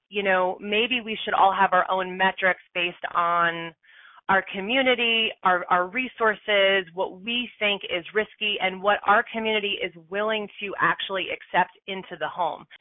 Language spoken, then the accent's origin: English; East Coast, United States; moved away; also born or lived in San Francisco / Boulder, Colorado; I'm from the East Coast